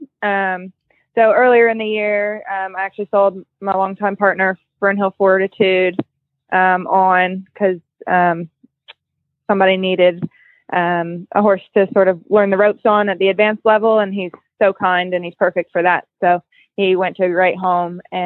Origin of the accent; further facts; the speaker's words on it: Marietta, Georgia, United States; moved away as an adult; now in Opelika, United States; where I grew up in Marietta, so it's in Georgia